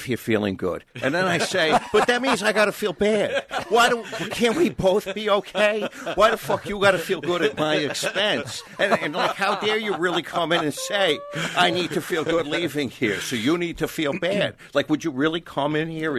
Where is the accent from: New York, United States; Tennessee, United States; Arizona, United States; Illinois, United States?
New York, United States; Long Island; I come from Long Island, Ashkenazi Jew